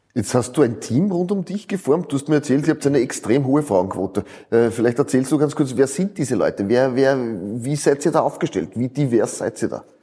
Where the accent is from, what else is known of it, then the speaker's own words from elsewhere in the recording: Upper Austria, Austria; Ich bin auch ein Oberösterreicher